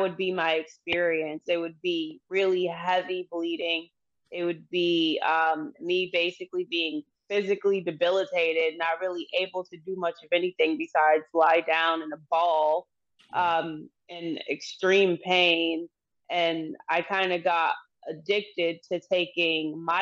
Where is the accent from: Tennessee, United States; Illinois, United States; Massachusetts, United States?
Massachusetts, United States; Boston; I've lived in Massachusetts my entire life. I was born in Boston, Massachusetts